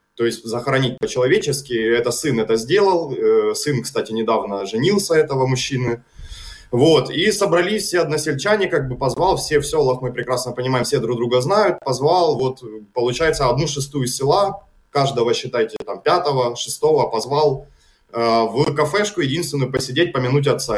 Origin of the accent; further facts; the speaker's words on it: Kharkiv, Kharkiv Oblast, Ukraine; Харьковщина и мой родной город